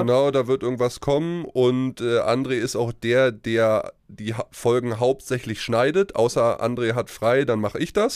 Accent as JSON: {"language": "German", "area": "Uckermark", "region": "Brandenburg", "country": "Germany", "also_born_or_lived": "Ruhr area", "lives_now": "Berlin, Germany", "said": "in Berlin zu leben, weil das ist meine Heimat, äh, die Uckermark ist nicht weit weg, da wo ich herkomme."}